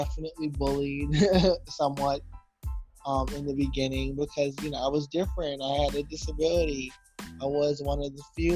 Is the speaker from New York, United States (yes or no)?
yes; New York City, New York, United States; also born or lived in Georgetown, Guyana; I'm from Brooklyn, New York, but I was originally born in Georgetown, Guyana. That is in South America. But I came to New York when I was 9 years old